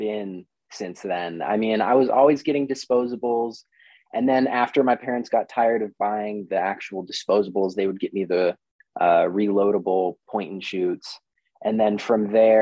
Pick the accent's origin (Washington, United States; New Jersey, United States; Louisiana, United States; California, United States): Washington, United States; Shoreline, Stanwood / Camano Island; now in Seattle, United States; I grew up in Shoreline, and I lived there until I was about 12. Then my family moved up north to town.